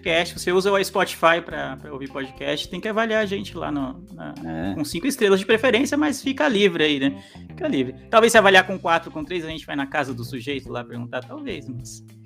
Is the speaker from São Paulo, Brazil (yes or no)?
yes; São Paulo, Brazil; eu sou da Zona Leste de São Paulo